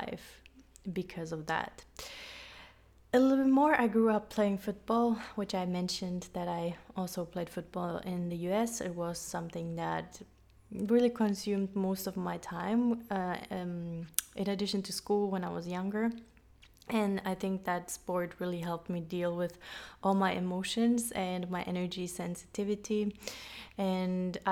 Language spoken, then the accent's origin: English; Finland; moved away as an adult; also born or lived in London, United Kingdom / United States / Colombia; I am half German and half Finnish Swedish. I grew up in Finland, but I moved away when I was 18